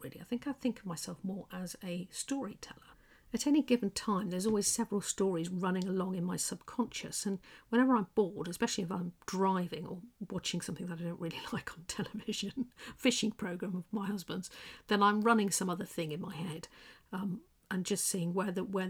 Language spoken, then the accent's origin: English; England, United Kingdom; accent: English; with my quiet English accent